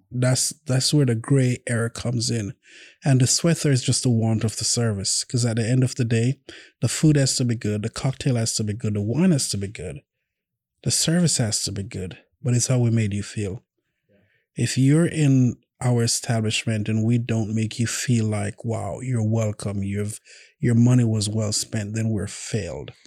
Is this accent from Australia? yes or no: no; Jamaica; now in Oklahoma City, United States; I'm from Jamaica